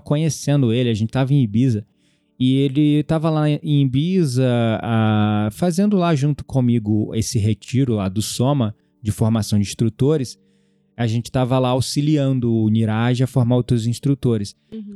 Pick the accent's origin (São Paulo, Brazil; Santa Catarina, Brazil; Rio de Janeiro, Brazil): Rio de Janeiro, Brazil; como um bom carioca, sempre fui muito desconfiado